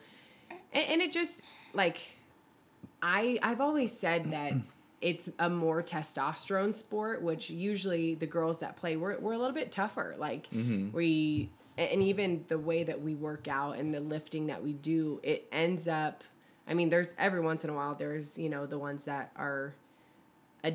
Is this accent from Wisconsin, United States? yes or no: no; Bay Area, California, United States; I am from the Bay Area and I used to cheerlead at the Warriors games when I was like 7.